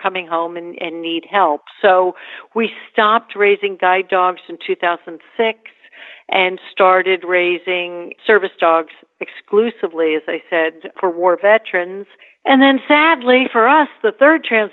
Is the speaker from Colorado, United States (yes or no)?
no; New York, United States; I live in New York. I'm a New Yorker.